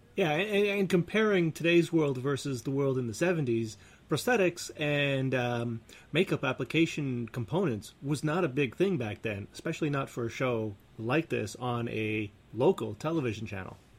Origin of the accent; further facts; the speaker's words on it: Canada; we're Canadian